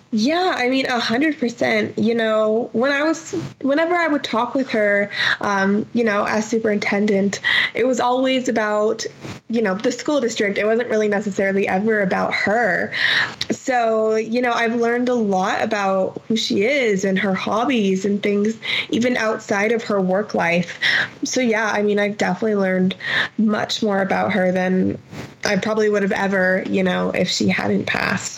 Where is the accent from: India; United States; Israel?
United States; Phoenix, Arizona; moved away as an adult; now in Las Cruces, United States; growing up in Phoenix, there's always mountains all around you